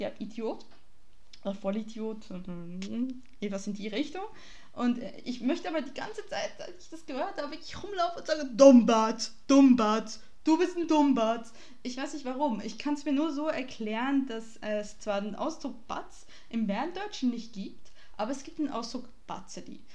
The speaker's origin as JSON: {"language": "German", "country": "Switzerland", "said": "Ich bin Schweizerin"}